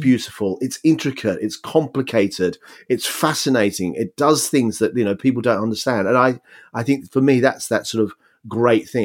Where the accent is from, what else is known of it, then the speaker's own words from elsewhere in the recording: Australia; moved away as an adult; also born or lived in United Kingdom; I came from Australia where anything goes